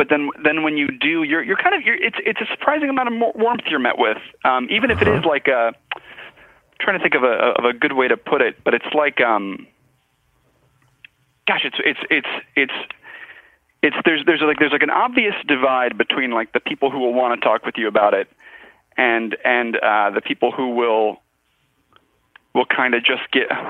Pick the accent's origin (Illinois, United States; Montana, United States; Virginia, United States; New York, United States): Virginia, United States; I went home, and I'm from Virginia